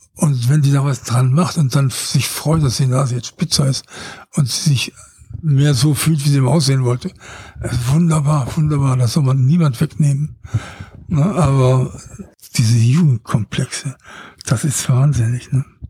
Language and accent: German; Ruhr area, North Rhine-Westphalia, Germany; Ich bin aus dem Ruhrgebiet.